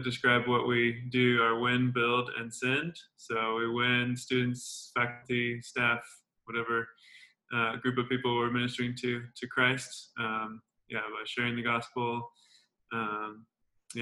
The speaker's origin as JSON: {"language": "English", "region": "Colorado", "country": "United States", "also_born_or_lived": "Manhattan, Kansas", "moved": "as an adult", "lives_now": "Kansas City, United States", "said": "I'm from Colorado"}